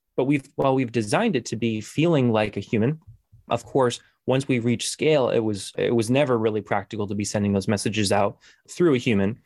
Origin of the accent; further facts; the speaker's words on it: Newton, Massachusetts, United States; I'm from Newton, Massachusetts. Uh, it's a suburb of Boston